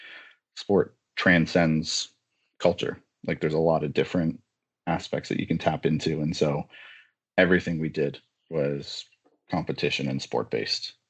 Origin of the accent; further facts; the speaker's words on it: Ajax, Ontario, Canada; also born or lived in Scarborough, Ontario / Sudbury, Ontario; now in Whitby, Canada; Born in Scarborough, but grew up in Ajax, Ontario, for the better part of my current life. And now I'm in Whitby, Ontario